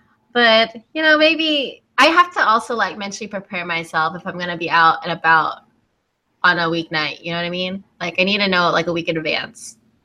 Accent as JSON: {"language": "English", "town": "Lakeland", "region": "Florida", "country": "United States", "tie": "born or raised there", "also_born_or_lived": "Oklahoma", "moved": "as an adult", "lives_now": "Tampa, United States", "said": "And I lived in Lakeland, was raised there most of my life, and now I live in Tampa."}